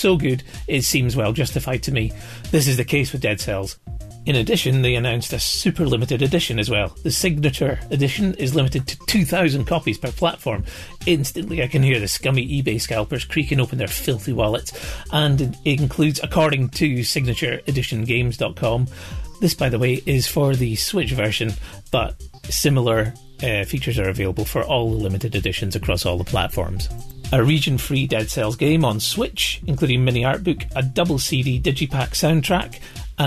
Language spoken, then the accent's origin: English; Scotland, United Kingdom; I'm from Scotland